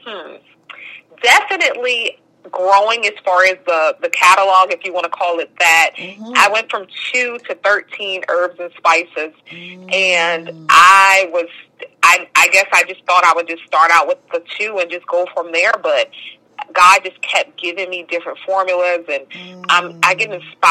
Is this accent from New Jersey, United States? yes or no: yes; New Jersey, United States; moved away as an adult; also born or lived in Bronx, New York / New Orleans, Louisiana; now in Atlanta, United States; I moved to Jersey